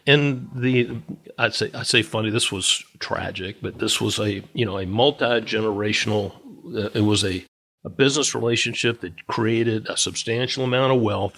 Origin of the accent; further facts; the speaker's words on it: Virginia, United States; also born or lived in Charlotte, North Carolina; I was born and raised in Virginia